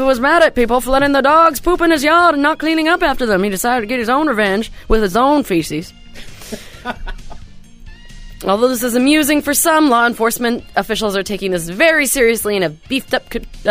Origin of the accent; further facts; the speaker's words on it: Washington, United States; Washington State.